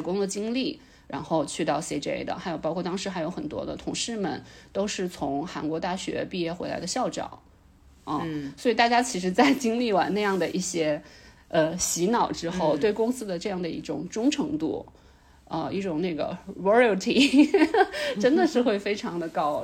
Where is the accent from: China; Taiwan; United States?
China; 我作为一个中国人